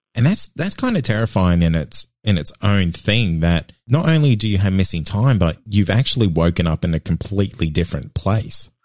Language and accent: English; Cairns, Queensland, Australia; my hometown of Cairns